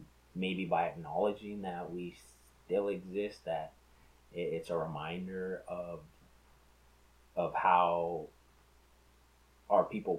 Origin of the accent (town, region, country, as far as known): United States